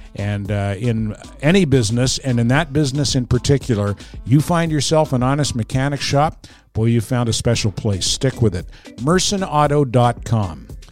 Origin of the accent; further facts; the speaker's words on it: Fredericton, New Brunswick, Canada; now in Montreal, Canada; I grew up in Fredericton, which is, I mean, New Brunswick's a bilingual province